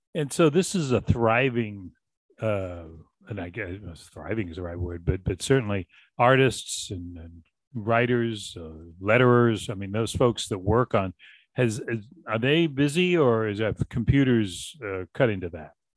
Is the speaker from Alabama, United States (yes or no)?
no; Boston, Massachusetts, United States; growing up in Boston